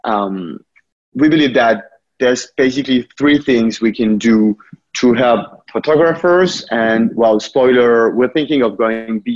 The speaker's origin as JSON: {"language": "English", "country": "France", "tie": "born or raised there", "moved": "yes", "lives_now": "United States", "said": "you also might notice from my accent that I was born there, but I've been living in the US for quite a few years now."}